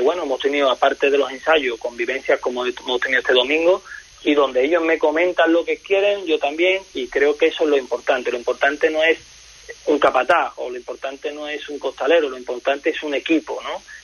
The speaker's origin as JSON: {"language": "Spanish", "town": "El Puerto de Santa María", "region": "Andalusia", "country": "Spain", "said": "Yo vengo del puerto Santa María de Cádiz"}